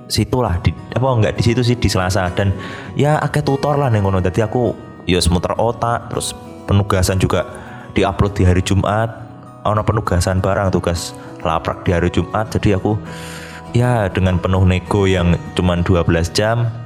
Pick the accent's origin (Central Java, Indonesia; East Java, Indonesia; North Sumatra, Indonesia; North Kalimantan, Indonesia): East Java, Indonesia; Banyuwangi; dan itu pun kita kan dari Banyuwangi ya maksudnya yang dari luar Surabaya tuh ya